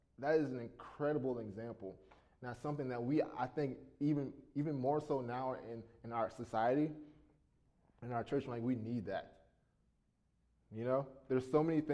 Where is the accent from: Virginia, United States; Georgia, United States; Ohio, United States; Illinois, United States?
Virginia, United States; Richmond; moved away as an adult; also born or lived in Kansas; I'm from Richmond, Virginia, from the East Coast. Okay, so that's where I was raised